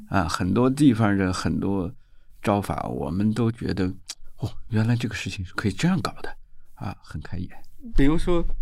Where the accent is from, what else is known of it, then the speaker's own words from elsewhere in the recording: China; 一般我们中国人的套路就是干掉他